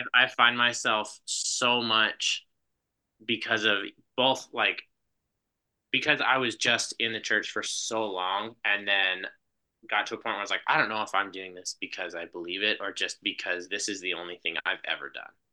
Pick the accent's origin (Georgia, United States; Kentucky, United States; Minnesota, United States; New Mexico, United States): New Mexico, United States; Gallup; moved away; I grew up in New Mexico, in Gallup, like right on the, right on the edge of the Navajo reservation, was where I lived until I was eighteen.